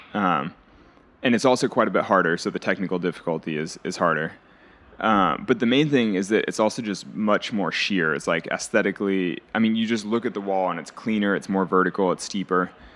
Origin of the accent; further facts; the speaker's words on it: California, United States; I was growing up in California